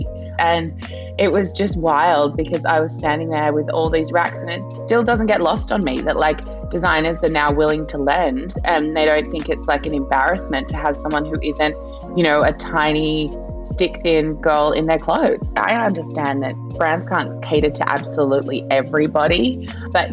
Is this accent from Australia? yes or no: yes; Australia; born or raised there; also born or lived in Papua New Guinea